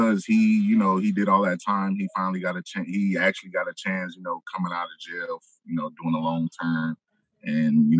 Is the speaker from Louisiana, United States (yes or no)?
no; Moreno Valley, California, United States; moved away as an adult; also born or lived in Los Angeles, California; now in Massachusetts, United States; I was raised in Moreno Valley, California, which is 80 miles south